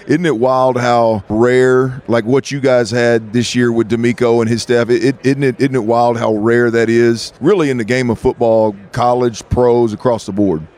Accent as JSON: {"language": "English", "town": "Houston", "region": "Texas", "country": "United States", "said": "I'm from the Houston area"}